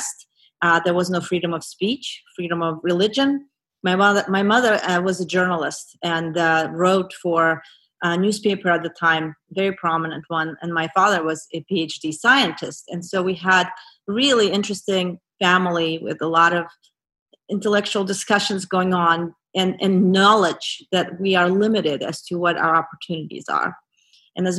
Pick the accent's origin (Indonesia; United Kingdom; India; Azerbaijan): Azerbaijan; English is a second language; moved away as an adult; also born or lived in Brooklyn, New York; now in United States; I grew up in Azerbaijan